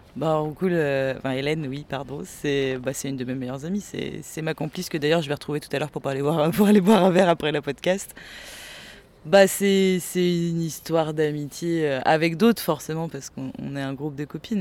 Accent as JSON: {"language": "French", "town": "Nantes", "region": "Pays de la Loire", "country": "France", "moved": "yes", "lives_now": "Angers, France", "said": "moi, je suis nantaise d'origine"}